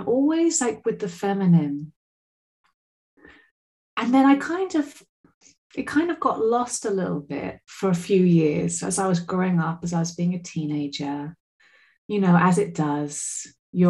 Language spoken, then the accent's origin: English; Glastonbury, South West England, United Kingdom; now in Portugal; when I was a little girl growing up in Somerset